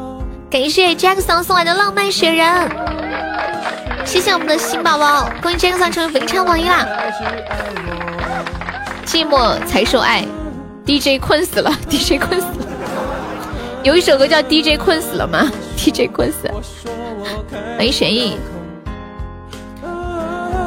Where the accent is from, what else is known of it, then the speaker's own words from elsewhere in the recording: Changde, Hunan, China; 我是常德一中的，我是常德一中的。